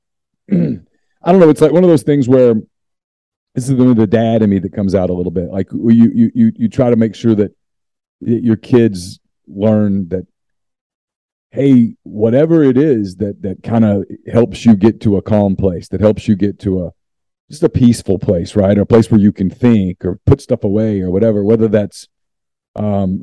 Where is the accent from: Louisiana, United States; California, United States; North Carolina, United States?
Louisiana, United States; Ruston; I'm a Louisiana guy. I grew up in Ruston